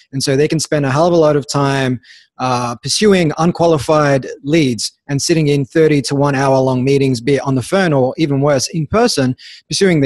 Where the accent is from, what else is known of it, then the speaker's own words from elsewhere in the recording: Melbourne, Victoria, Australia; also born or lived in Sydney; I grew up in Melbourne